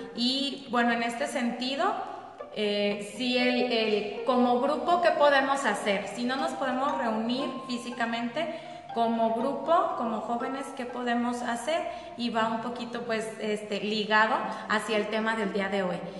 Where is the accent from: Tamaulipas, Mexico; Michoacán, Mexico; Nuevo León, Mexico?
Michoacán, Mexico; Jiquilpan; aquí de Jiquilpan también